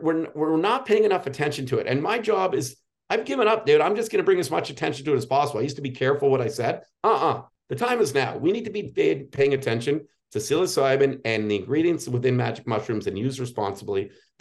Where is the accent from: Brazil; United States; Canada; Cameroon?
Canada; Toronto, Ontario; we're from the Toronto area